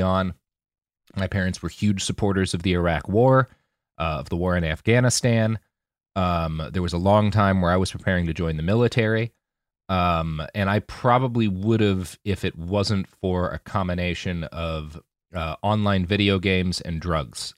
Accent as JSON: {"language": "English", "country": "United States", "tie": "born or raised there", "also_born_or_lived": "Oklahoma / Texas / Virginia", "moved": "yes", "said": "I grew up in Oklahoma and Texas"}